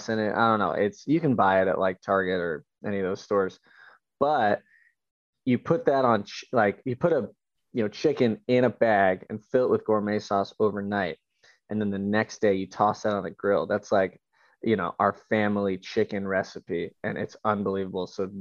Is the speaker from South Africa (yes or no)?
no; San Diego, California, United States; I'm from San Diego.